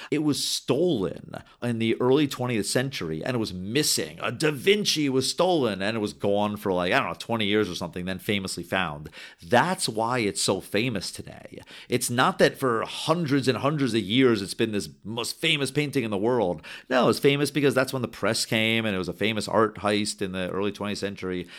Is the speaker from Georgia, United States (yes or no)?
no; Rockland County, New York, United States; I grew up in Rockland County